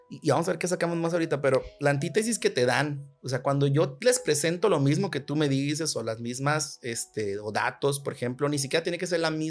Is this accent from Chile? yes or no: no; Monterrey, Nuevo León, Mexico; vengo de azul, soy, soy güerito de Monterrey, panista